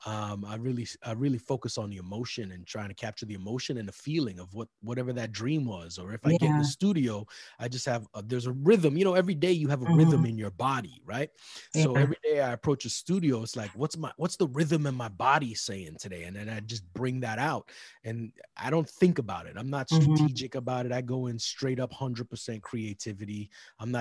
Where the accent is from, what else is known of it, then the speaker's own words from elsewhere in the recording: Edmonton, Alberta, Canada; I grew up in Edmonton, Alberta, Canada